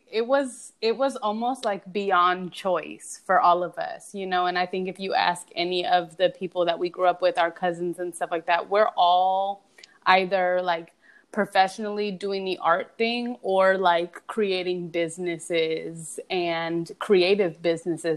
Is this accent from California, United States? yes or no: yes; Los Angeles, California, United States; growing up in Los Angeles, like we're real LA girls